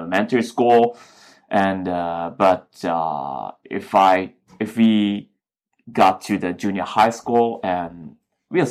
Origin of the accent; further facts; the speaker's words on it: Japan; When I was growing up in Japan, it was maybe 1980s.